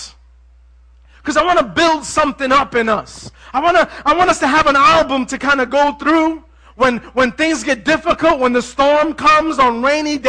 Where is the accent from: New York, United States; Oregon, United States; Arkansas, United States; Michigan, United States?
New York, United States; New York City; I come from Manhattan